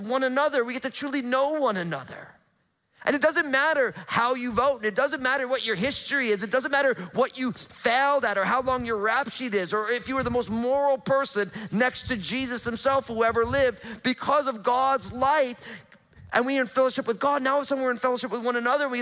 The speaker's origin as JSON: {"language": "English", "region": "New Jersey", "country": "United States", "tie": "born or raised there", "moved": "yes", "lives_now": "Pacific Northwest, United States", "said": "growing up in New Jersey, super hot, humid summers"}